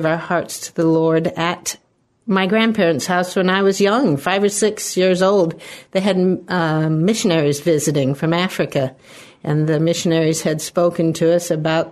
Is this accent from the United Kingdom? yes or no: yes; England, United Kingdom; also born or lived in Chicago, United States; now in United States; I was born and raised in England, and I'm actually a naturalized American citizen. So I moved to the States in 67. I came with my brothers and sisters